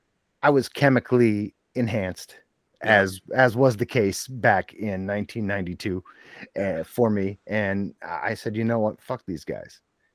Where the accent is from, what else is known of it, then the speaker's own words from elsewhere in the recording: Scranton, Pennsylvania, United States; now in Pittston, United States; I'm from the Scranton area of Pennsylvania.